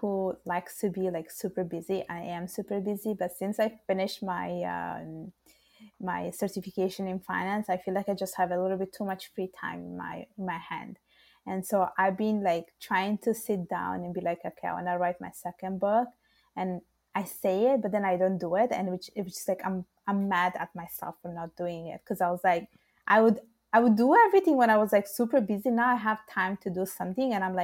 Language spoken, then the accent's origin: English; Italy; English is a second language; moved away as an adult; now in Montreal, Canada; my parents are born in Bangladesh, and I was born and raised in Italy